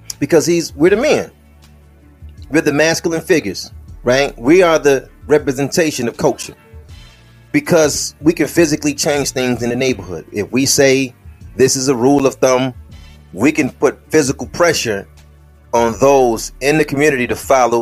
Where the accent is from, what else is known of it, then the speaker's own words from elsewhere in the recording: United States; us as American Negroes